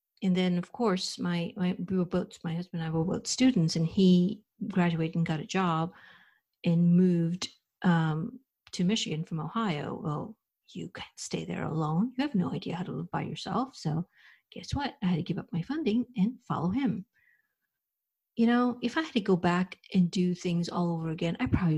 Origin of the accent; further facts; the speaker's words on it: India; moved away as an adult; now in United States; I was raised, born and brought up in India, and I came to the United States over 30 years ago to do my master's